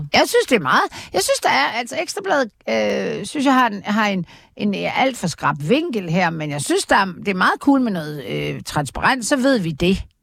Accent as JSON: {"language": "Danish", "town": "Aarhus", "region": "Central Denmark Region", "country": "Denmark", "tie": "born or raised there", "said": "jeg er født i Aarhus"}